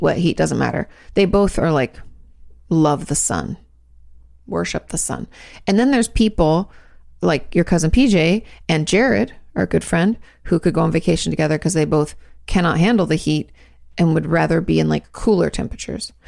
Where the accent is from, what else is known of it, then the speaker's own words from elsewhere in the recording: Washington, United States; Growing up in Washington State, we had floods a lot